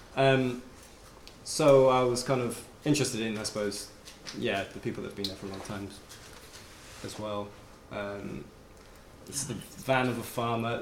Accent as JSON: {"language": "English", "town": "Abergavenny", "region": "Wales", "country": "United Kingdom", "tie": "born or raised there", "said": "growing up in Abergavenny"}